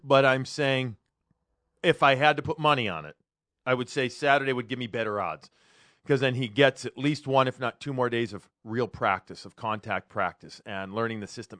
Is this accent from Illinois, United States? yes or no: yes; Chicago, Illinois, United States; now in Boston, United States; I grew up in Chicago